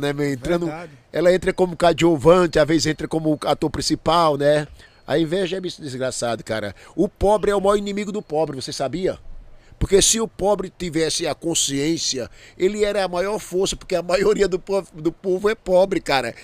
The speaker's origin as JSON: {"language": "Portuguese", "country": "Brazil", "said": "eu sou brasileiro"}